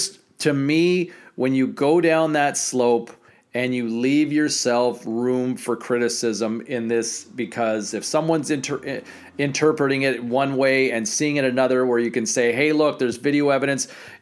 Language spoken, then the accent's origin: English; Ottawa, Ontario, Canada; I'm from Ottawa originally.